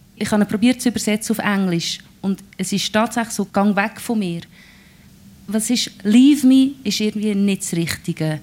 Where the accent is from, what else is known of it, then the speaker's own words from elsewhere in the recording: Lucerne hinterland, Switzerland; accent: Lucerne German; first language Swiss German (Lucerne dialect); ich bin ja im Hinterland von Luzern aufgewachsen